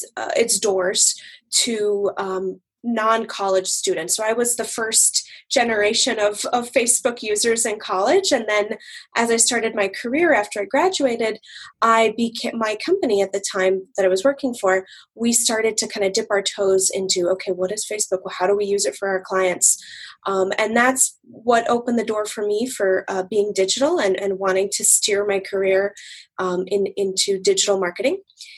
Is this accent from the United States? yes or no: yes; Massachusetts, United States; moved away; also born or lived in Boston; So I'm actually from the East Coast originally. I grew up in Massachusetts and I lived in Boston for many years.